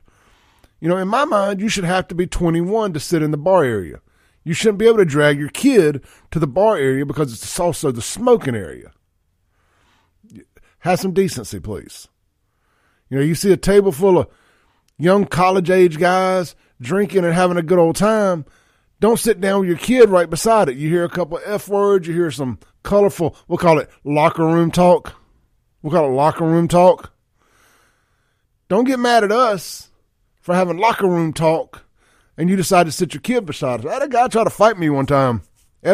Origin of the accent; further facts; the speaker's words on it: Jackson, Mississippi, United States; I grew up in two different areas of South Jackson